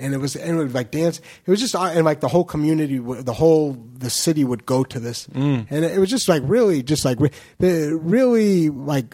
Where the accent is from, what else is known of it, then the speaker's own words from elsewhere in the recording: Manchester, New Hampshire, United States; moved away as an adult; now in New York, United States; I was raised Greek Orthodox in Manchester